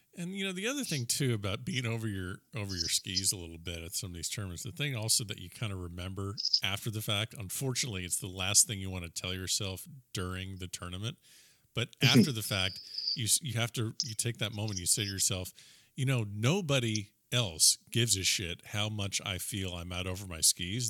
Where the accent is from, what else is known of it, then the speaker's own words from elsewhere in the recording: South Florida, United States; I'm a South Floridian